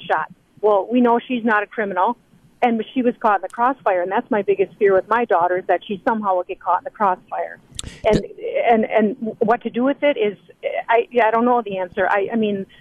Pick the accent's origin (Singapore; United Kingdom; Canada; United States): United States; Green Bay, Wisconsin; We're from Little Green Bay, and you know we live in a bubble up there